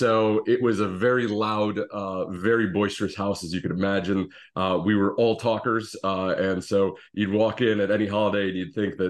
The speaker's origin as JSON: {"language": "English", "town": "Canton", "region": "Ohio", "country": "United States", "tie": "born or raised there", "said": "Yeah, so I grew up in Canton, Ohio, as the suit of armor behind me would denote."}